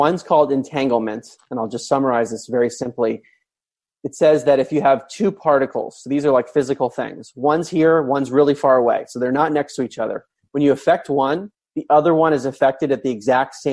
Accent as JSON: {"language": "English", "region": "Maryland", "country": "United States", "tie": "born or raised there", "said": "I grew up in Maryland"}